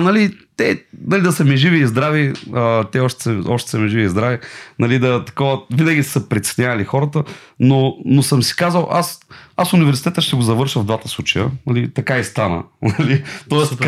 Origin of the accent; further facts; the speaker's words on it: Silistra, Silistra Province, Bulgaria; аз съм от Силистра и в Силистра на река Дунав има постоянно а, рибари